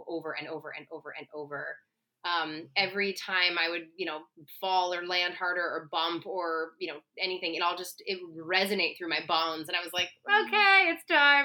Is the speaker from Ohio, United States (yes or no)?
yes; Cincinnati, Ohio, United States; I grew up in Cincinnati, Ohio